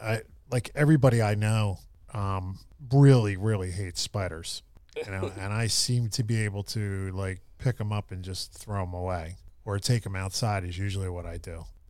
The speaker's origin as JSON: {"language": "English", "town": "Philadelphia", "region": "Pennsylvania", "country": "United States", "tie": "born or raised there", "said": "I grew up in Philly, you know, and I grew up in a neighborhood in the River Wards where there's a high water table."}